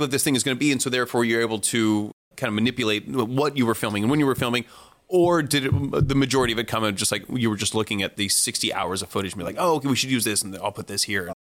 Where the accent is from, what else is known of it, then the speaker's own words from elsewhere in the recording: San Francisco Bay Area, California, United States; I was raised in the San Francisco Bay Area